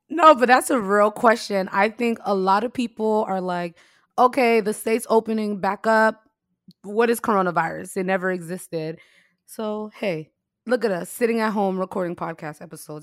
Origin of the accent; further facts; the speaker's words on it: United States; the U S, we're all about freedoms and liberties